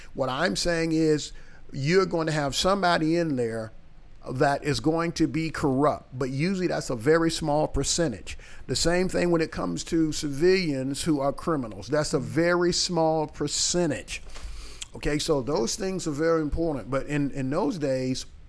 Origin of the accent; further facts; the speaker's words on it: small town in North Carolina, United States; also born or lived in New York City, New York; now in Tampa, United States; we moved from New York City to a small town in North Carolina